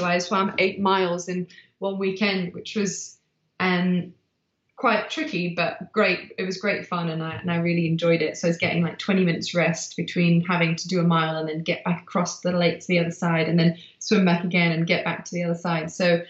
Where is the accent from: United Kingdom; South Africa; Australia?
South Africa; because I was born in South Africa, a race I used to do as a kid.